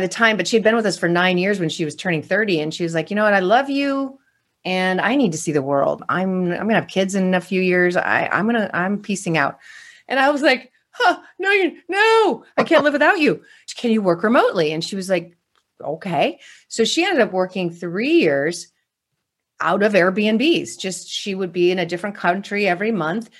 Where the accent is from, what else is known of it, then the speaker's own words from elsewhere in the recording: California, United States; I'm from California